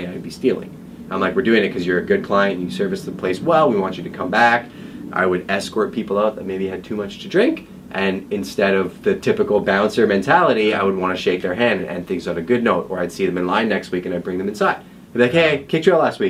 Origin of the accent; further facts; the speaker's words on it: Montreal, Quebec, Canada; moved away as an adult; also born or lived in London, Ontario; I came from Montreal, so I was born and raised in Montreal